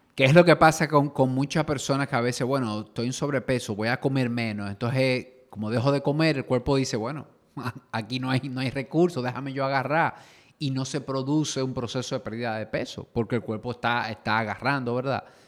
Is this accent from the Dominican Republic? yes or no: yes; Dominican Republic; somos dominicanos